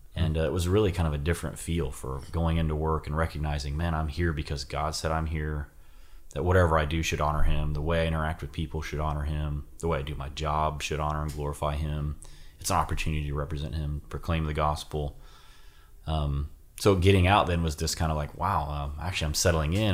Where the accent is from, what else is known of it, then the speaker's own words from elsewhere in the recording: Ohio, United States; moved away as an adult; I joined the Army to get out of Ohio